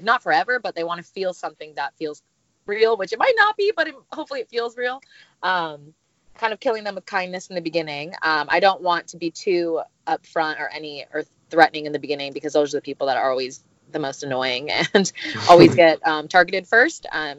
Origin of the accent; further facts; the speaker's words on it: Huntington Beach, California, United States; I'm 27 years old, and I'm from Huntington Beach, California, and I'm a private nanny.